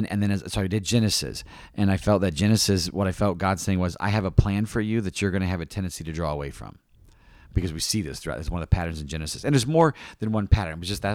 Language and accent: English; East Peoria, Illinois, United States; She was from the Chicago area, Kankakee, and I was from Peoria, East Peoria area.